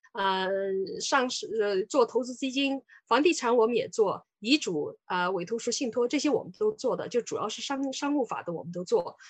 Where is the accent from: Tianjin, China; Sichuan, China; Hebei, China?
Sichuan, China; moved away as an adult; now in Canada; 我是四川人。呃，我当，我来加拿大也来了很久了，我八九年来的